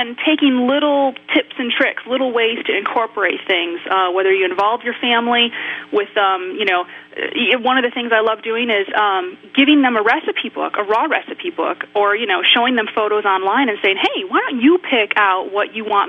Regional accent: Michigan, United States; moved away; I was born and raised in the Midwest. I'm from Michigan

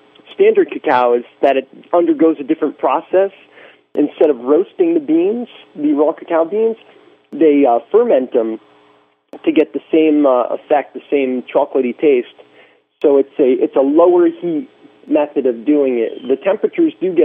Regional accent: Connecticut, United States; my old hometown where, you know, back when I was a teenager

